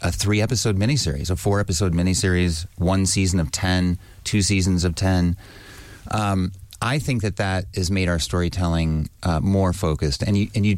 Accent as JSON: {"language": "English", "region": "Wyoming", "country": "United States", "tie": "born or raised there", "said": "I grew up in Wyoming"}